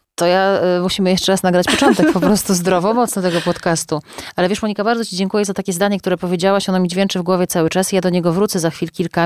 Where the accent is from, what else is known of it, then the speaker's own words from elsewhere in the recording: Ciechanów, Masovian Voivodeship, Poland; jako osoba tańcząca w dzieciństwie w zespole Mały Ciechanów i śpiewająca mazowieckie przyśpiewki